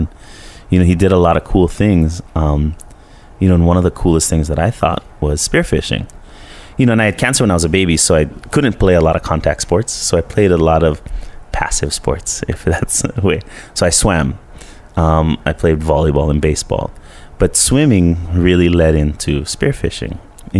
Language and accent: English; Colorado, United States; now in Honokaa, United States; because we grew up in Colorado, basically, you know, from 5 to 10 is your younger exploration.